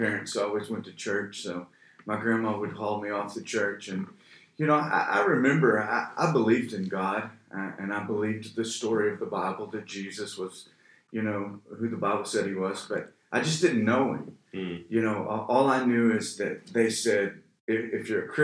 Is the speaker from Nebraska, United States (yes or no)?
no; Oklahoma, United States; moved away as an adult; also born or lived in California; now in Texas, United States; I grew up in Oklahoma.